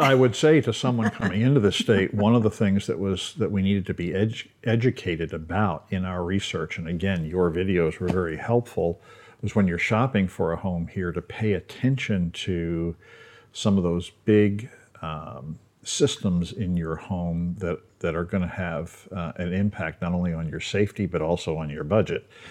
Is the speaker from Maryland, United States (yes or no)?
yes; Baltimore, Maryland, United States; moved away; I grew up in Baltimore